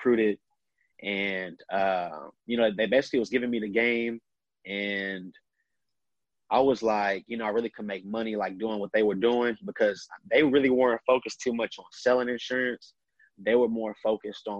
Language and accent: English; Austin, Texas, United States; born and raised in Austin, Texas